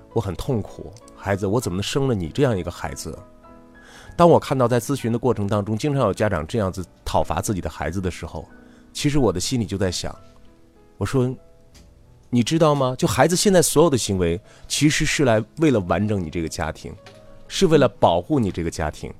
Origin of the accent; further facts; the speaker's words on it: China; 咱们中国人